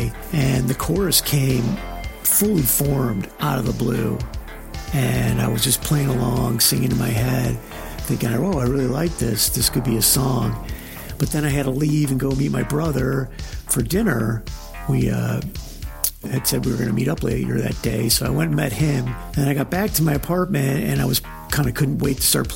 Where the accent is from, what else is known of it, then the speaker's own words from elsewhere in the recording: Los Angeles, California, United States; I'm from the Los Angeles area